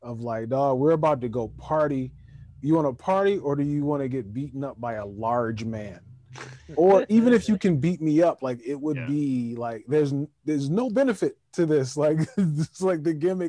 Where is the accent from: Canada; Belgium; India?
Canada; Calgary, Alberta; I'm from Calgary. Alberta, Canada.